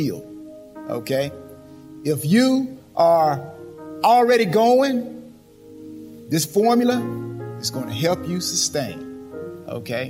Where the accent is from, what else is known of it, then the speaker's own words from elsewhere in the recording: LaGrange, Georgia, United States; I'm from LaGrange, Georgia. So I'm a Georgia native. Georgia native. Yes. Homegrown, as they say